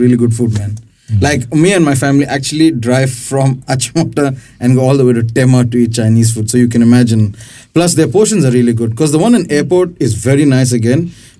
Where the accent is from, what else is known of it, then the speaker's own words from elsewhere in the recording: India; I'm an Indian at the end of this, so, you know, I'm just putting it.